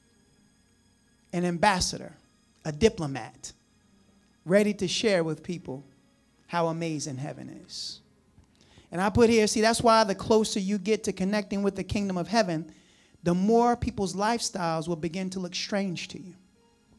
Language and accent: English; United States; we're from New Jersey, New York. We eat pizza a certain way